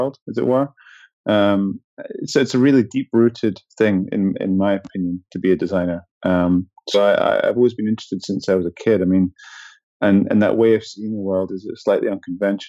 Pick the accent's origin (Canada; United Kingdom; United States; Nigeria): United Kingdom; Edinburgh, Scotland; where I grew up in Scotland